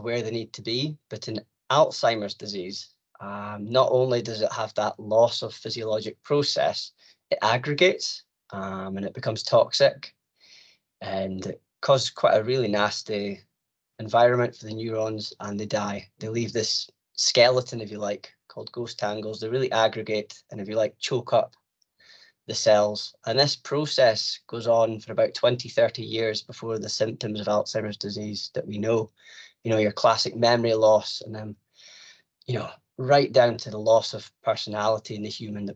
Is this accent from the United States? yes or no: no; Aberdeen, Scotland, United Kingdom; I'm from Aberdeen